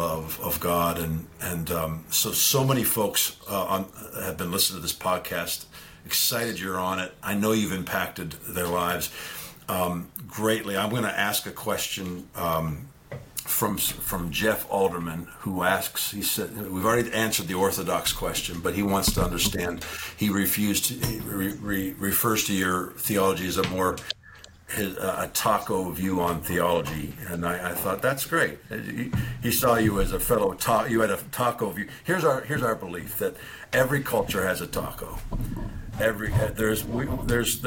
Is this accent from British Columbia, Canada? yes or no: yes; Vancouver Island, British Columbia, Canada; moved away; spent all of my high school years, I'm Canadian too, on Vancouver Island